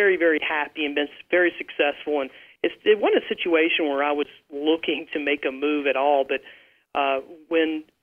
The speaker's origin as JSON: {"language": "English", "region": "the South", "country": "United States", "said": "I'm from the South"}